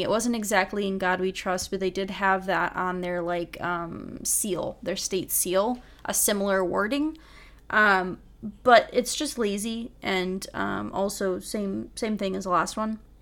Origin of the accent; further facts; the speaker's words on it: Michigan, United States; I grew up in Michigan.